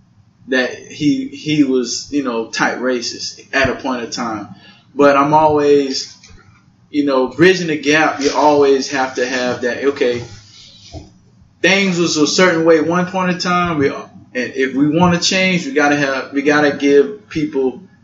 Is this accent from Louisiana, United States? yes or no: yes; Louisiana, United States; Like, okay, I'm from Louisiana.